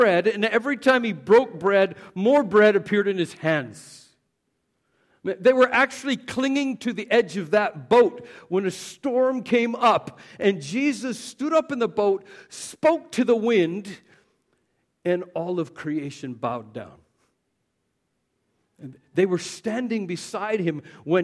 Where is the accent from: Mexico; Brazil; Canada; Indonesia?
Canada; Southern Canada; We were Southern Baptist because we're from Southern Canada